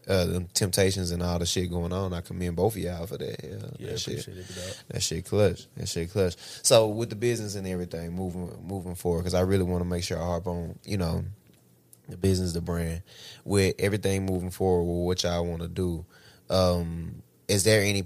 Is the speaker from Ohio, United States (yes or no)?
no; Tennessee, United States; when you say I'm from West Tennessee or what that mean, like, you know.